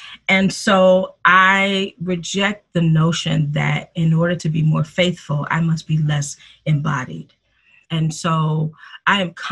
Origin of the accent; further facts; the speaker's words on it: Detroit, Michigan, United States; moved away as an adult; also born or lived in Philadelphia; I was born and raised in Detroit, Michigan